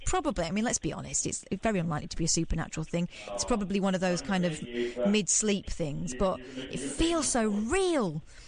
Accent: Manchester, North West England, United Kingdom; moved away; No, I'm not. I'm from Manchester.

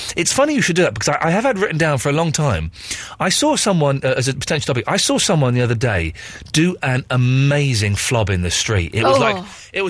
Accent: England, United Kingdom; what with me being English

